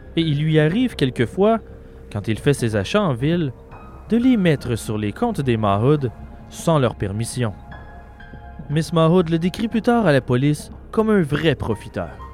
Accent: Quebec, Canada; chez nous, au Québec

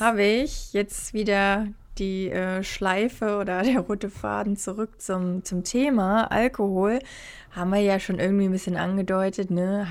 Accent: Hamburg, Germany; moved away as an adult; now in Australia; ich komme ja aus Hamburg

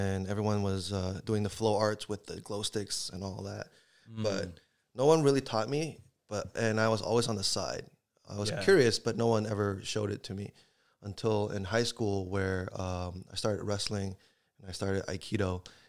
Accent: California, United States; I come from Lynbrook, near Cupertino.

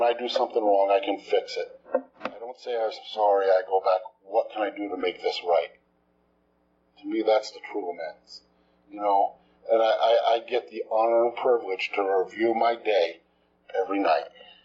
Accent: New Jersey, United States; moved away as an adult; also born or lived in Texas; I'm from New Jersey. Just moved here.

